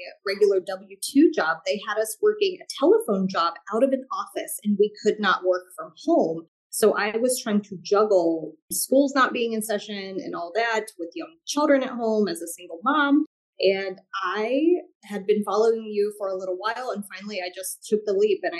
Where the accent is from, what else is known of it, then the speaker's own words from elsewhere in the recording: Columbus, Ohio, United States; I am from Columbus, Ohio